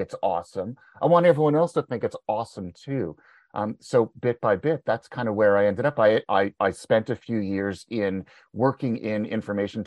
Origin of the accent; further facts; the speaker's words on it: Montreal, Quebec, Canada; moved away as an adult; now in Ontario, Canada; I was born and raised in Montreal. But I live in Ontario now. I've been here for about 25 years.